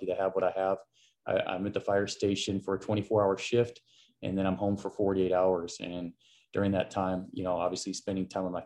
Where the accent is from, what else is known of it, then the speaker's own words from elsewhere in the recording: Arizona, United States; Joe Mather and I grew up here in Arizona playing on some of the same travel teams and against each other during high school.